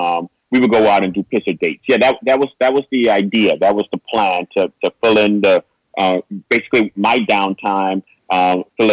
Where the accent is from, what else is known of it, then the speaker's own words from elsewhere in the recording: New York City, New York, United States; I'm born and raised in New York City